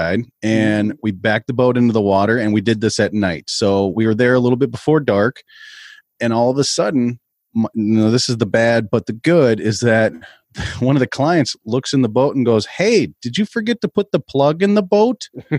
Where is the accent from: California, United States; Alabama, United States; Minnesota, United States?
Minnesota, United States